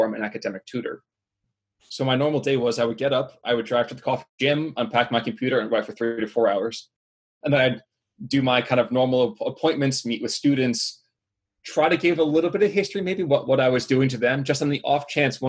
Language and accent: English; New Jersey, United States; I am born and raised in New Jersey.